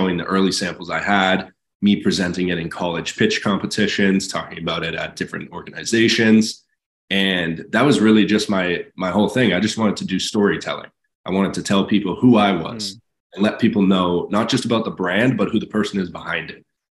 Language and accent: English; Massachusetts, United States; my home state of Massachusetts